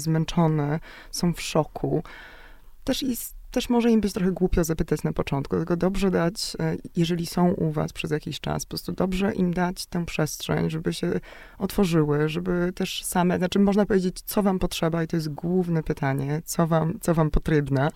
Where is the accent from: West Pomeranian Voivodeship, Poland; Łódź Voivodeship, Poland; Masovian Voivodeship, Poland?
West Pomeranian Voivodeship, Poland; Szczecin; Ja jestem akurat właśnie ze Szczecina